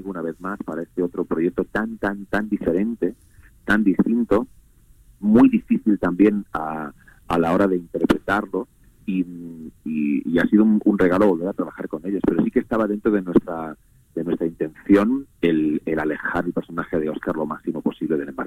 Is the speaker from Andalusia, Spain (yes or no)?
yes; Andalusia, Spain; now in Madrid, Spain; lo que pasa es que llevo viviendo en, en, en, Madrid bastantes años porque siendo actor, donde está el trabajo.